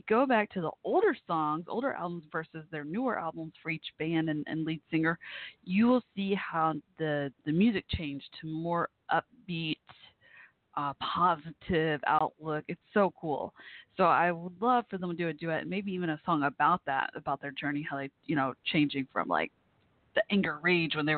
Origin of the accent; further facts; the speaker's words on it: Texas, United States; from here, from Texas, my home state